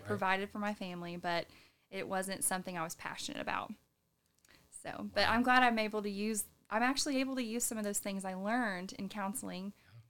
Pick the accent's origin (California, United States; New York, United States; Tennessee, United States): Tennessee, United States; Sevier County; Well, I was born and raised in Sevier County, actually. Yep, I went to Sevier County High School. It's my alma mater.